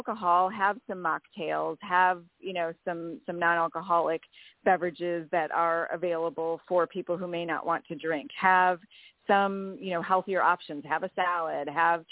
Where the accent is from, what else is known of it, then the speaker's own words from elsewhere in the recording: Wisconsin, United States; I grew up in Wisconsin and card games were like the thing